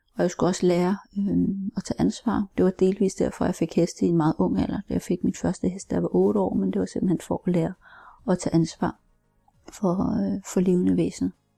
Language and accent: Danish; Denmark; also born or lived in Seoul, South Korea; som 13 måneder er jeg heldig at blive adopteret til Danmark, hvor jeg er opvokset. Jeg voksede op som enebarn øh, på landet